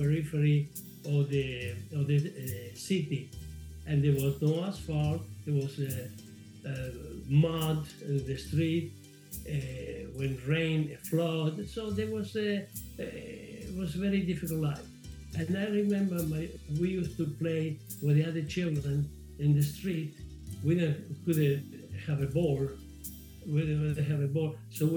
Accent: Argentina; English is a second language; moved away as an adult; also born or lived in Scauri, Lazio, Italy; now in United States; in 1948, when my mother and my brother, we went to Argentina

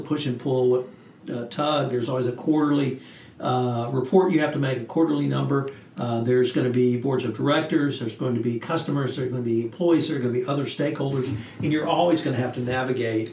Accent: the South, United States; as a Southerner

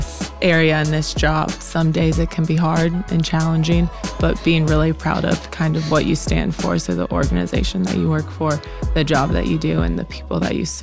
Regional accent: Charlotte, North Carolina, United States; moved away as an adult; also born or lived in Sewanee, Tennessee; now in Memphis, United States; I grew up in Charlotte, North Carolina

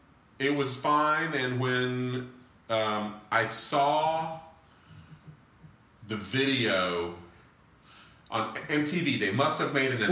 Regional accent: Florida, United States; accent: southern twang; Know I've got a little southern twang. I'm from Central Florida. I'm a fifth generation native Floridian.

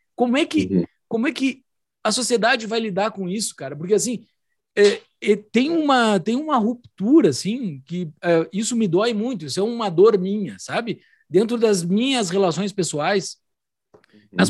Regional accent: Rio Grande do Sul, Brazil; Eu que fui criado dentro do ambiente da tradição gaúcha

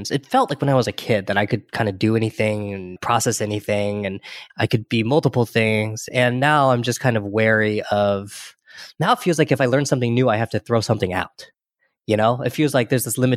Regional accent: California, United States; born there; And then we moved when I was born in Central California, right? So there's not a big Chinese community in Central California.

